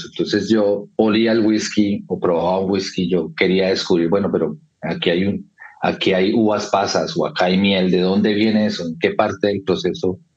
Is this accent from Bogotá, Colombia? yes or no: yes; Bogotá, Colombia; moved away as an adult; also born or lived in London; soy de Bogotá, Colombia, em, y dejé Colombia ya hace casi 20 años, en el 2004 me fui a vivir a Londres